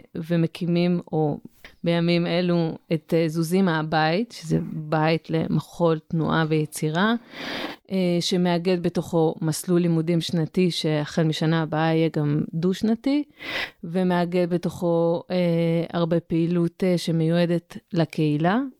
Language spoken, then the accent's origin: Hebrew; Southern District, Israel; now in Mitzpe Ramon, Israel; אני גדלתי בדרום.